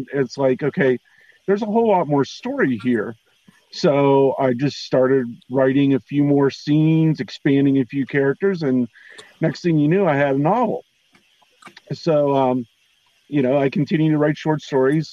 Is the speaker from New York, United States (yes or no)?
no; southwestern Pennsylvania, United States; I'm from Pennsylvania, southwestern Pennsylvania, pretty much out in the middle of nowhere